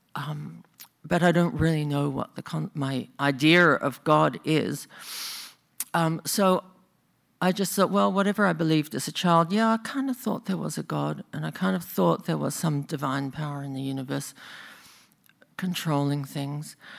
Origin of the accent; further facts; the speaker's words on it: Australia; now in Bay Area, United States; I'm actually from Australia, in case you think I talk funny.